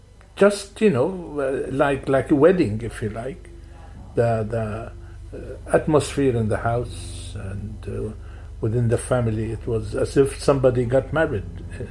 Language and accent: English; Latakia, Latakia Governorate, Syria; So in those days, my hometown, which is Latakia, it's the third, maybe the fourth town in size in the country.